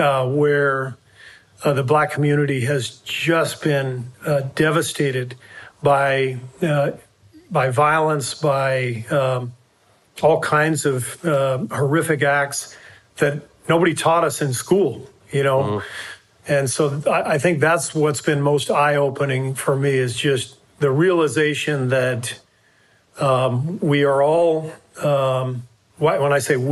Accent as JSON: {"language": "English", "town": "Los Angeles", "region": "California", "country": "United States", "tie": "born or raised there", "said": "I've been playing with Black teammates and friends since I was, you know, in junior high, growing up in Los Angeles in integrated schools."}